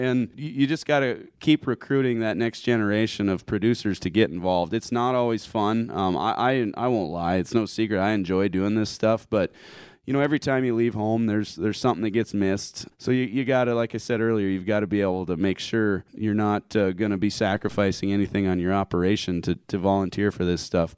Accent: Harding County, South Dakota, United States; I'm from Harding County

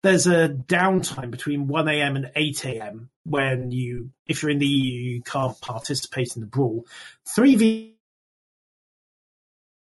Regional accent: United Kingdom; I am British

